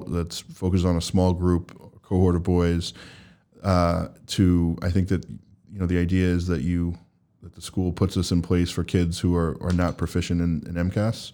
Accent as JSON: {"language": "English", "region": "New Jersey", "country": "United States", "moved": "yes", "lives_now": "Boston, United States", "said": "I'm from New Jersey"}